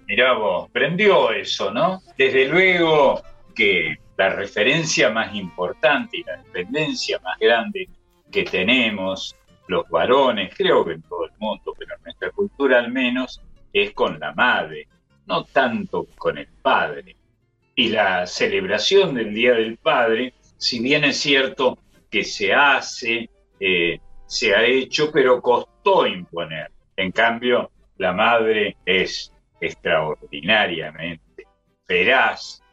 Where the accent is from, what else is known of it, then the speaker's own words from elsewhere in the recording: Argentina; Yo soy hijo de extranjeros, como, como sabes, eh, como tantos argentinos